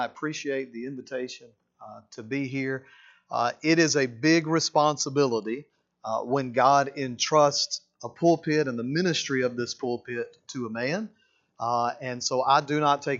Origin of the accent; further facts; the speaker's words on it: Mississippi, United States; now in Alabama, United States; I'm a Mississippi boy originally. Born and raised in Mississippi